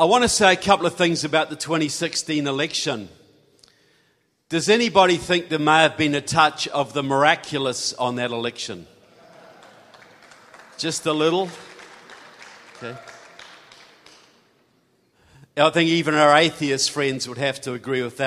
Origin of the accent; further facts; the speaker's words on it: New Zealand; I'm from New Zealand.